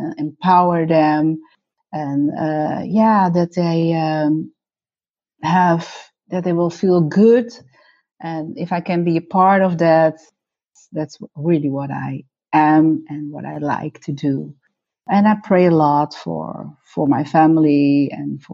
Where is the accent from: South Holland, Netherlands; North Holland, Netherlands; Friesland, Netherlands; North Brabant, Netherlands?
North Holland, Netherlands; also born or lived in Suriname / Heiloo; I'm Dutch. I was born in Suriname. When I was 1 year old, my parents and my brother came to the Netherlands, and we lived for 5 years in Heilo